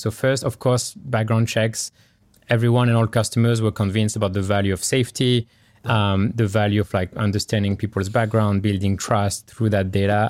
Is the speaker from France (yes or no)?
yes; France; English is a second language; now in California, United States; I grew up in France, born and raised in France. Uh, you can hear through my accent